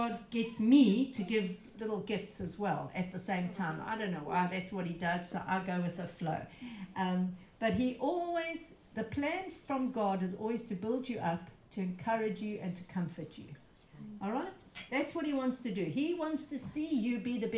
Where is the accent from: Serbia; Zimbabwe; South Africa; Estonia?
South Africa; I come from South Africa